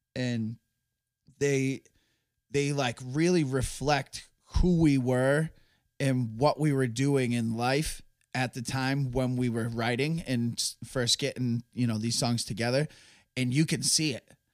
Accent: Massachusetts, United States; we're from Massachusetts

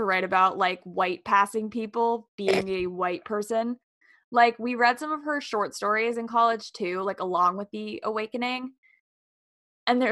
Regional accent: New York, United States; I'm from New York

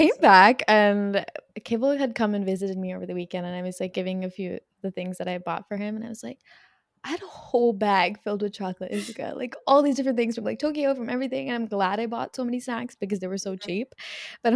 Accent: India; We're from India.

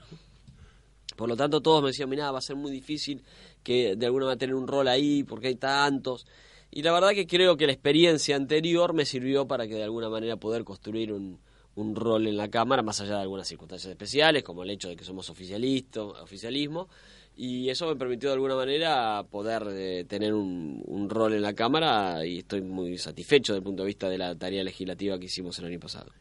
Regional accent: La Plata, Buenos Aires Province, Argentina; yo iba al Colegio Nacional de La Plata, soy de La Plata

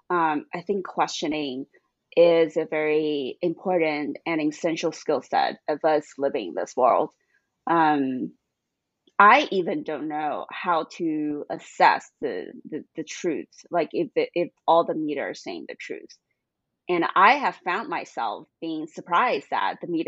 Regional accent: China; moved away as an adult; also born or lived in Boston, United States; when I grew up in China

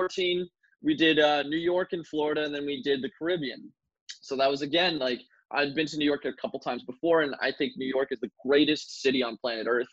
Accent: Ottawa, Ontario, Canada; also born or lived in St. John's, Newfoundland; I was born in St. John's, Newfoundland in 1996, moved to Ottawa, Canada in the year 2000 when my dad's job relocated, and I've been here in Ottawa ever since

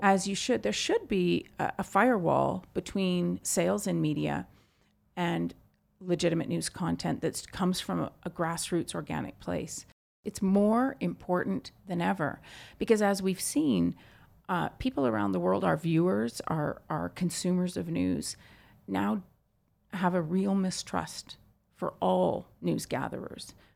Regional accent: Vancouver, British Columbia, Canada; my hometown, Vancouver

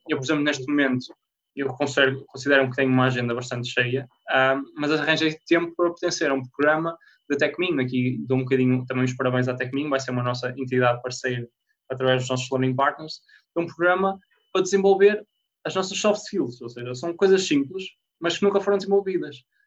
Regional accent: Porto, Norte, Portugal; moved away as an adult; also born or lived in Minho; eu sou do Porto, fui parar ao, ao Minho na altura

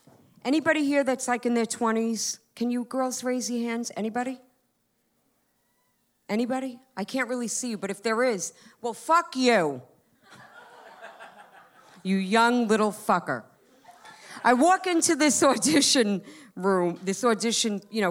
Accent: Long Island, New York, United States; moved away as an adult; I'm from Long Island

